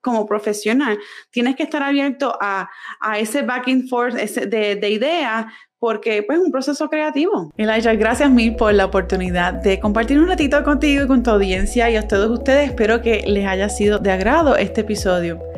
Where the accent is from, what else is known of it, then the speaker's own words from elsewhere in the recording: Puerto Rico; moved away as an adult; also born or lived in San Francisco; now in North Carolina, United States; toda mi vida yo nací, me crié en Puerto Rico